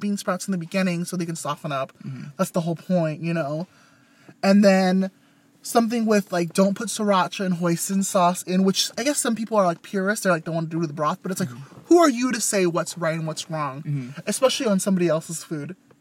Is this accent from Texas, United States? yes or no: no; Westminster, California, United States; Growing up in Little Saigon